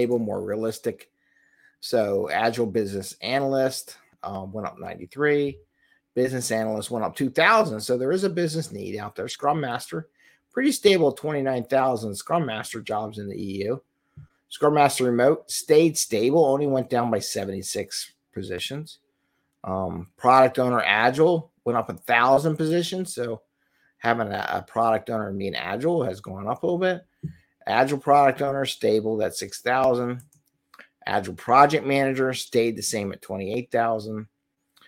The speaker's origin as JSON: {"language": "English", "town": "Philadelphia", "region": "Pennsylvania", "country": "United States", "tie": "born or raised there", "said": "Philadelphia, my hometown here"}